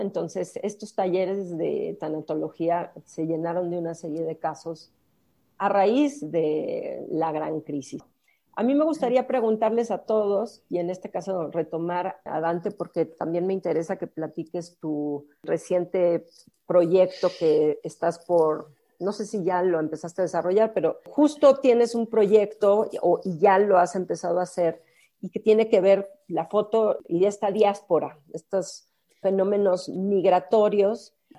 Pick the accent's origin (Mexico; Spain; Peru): Mexico; estamos siendo quizás mexicanos